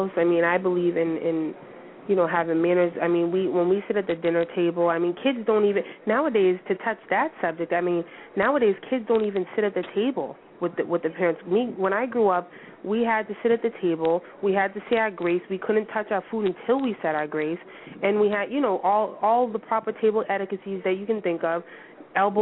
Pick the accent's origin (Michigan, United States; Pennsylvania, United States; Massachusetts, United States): Massachusetts, United States; Boston; accent: Bostonian; I have that Bostonian accent